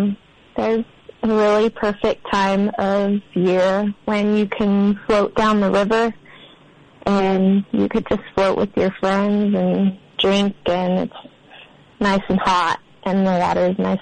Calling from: Montana, United States

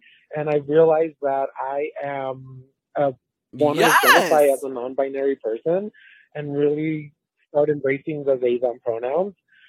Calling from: Orange County, California, United States; I'm here calling from Orange County, California.

